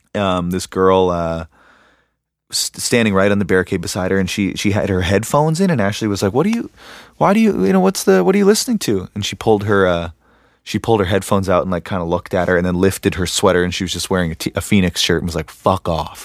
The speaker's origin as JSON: {"language": "English", "country": "Canada", "moved": "yes", "lives_now": "Los Angeles, United States", "said": "I'm from Canada"}